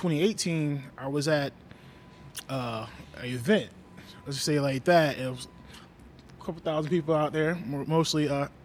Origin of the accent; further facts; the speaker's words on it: Ocala, Florida, United States; also born or lived in Silver Springs, Florida / Tallahassee, Florida; originally, I'm from Silver Springs, Florida.